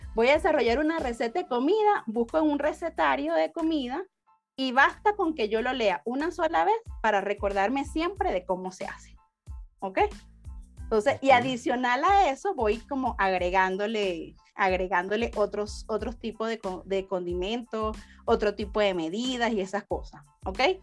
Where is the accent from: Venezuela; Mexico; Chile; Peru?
Venezuela; moved away as an adult; now in Guatemala; yo soy de Venezuela, tengo seis años aquí en Guatemala